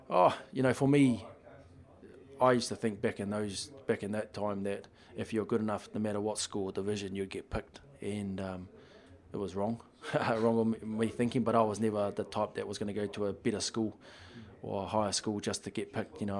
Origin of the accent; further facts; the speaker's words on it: Upper Hutt, Wellington, New Zealand; well, first one was I just moved to Upper Hutt when I was five from Nainai Eye, and um, my dad loved rugby